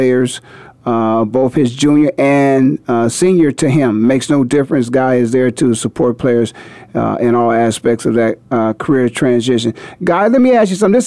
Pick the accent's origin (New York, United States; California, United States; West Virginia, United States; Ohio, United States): Ohio, United States; Canton; now in Phoenix, United States; my hometown, Canton, Ohio